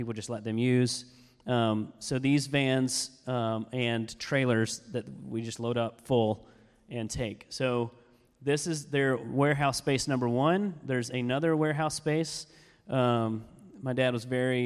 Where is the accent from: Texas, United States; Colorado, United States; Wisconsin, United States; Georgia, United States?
Georgia, United States; we're from Georgia